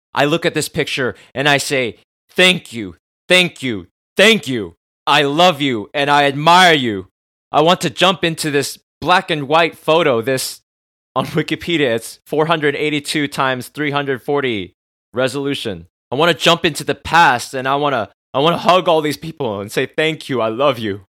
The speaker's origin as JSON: {"language": "English", "country": "United States", "tie": "born or raised there", "said": "I grew up in America"}